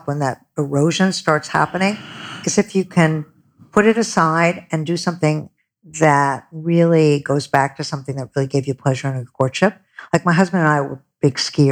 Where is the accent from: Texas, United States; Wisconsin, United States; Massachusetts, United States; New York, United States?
New York, United States; Buffalo; I'm a very middle America. I grew up in Buffalo